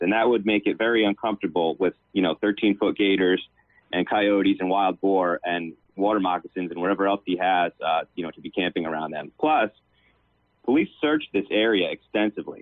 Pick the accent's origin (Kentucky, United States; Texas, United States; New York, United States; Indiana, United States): New York, United States; Long Island; I'm from Long Island, New York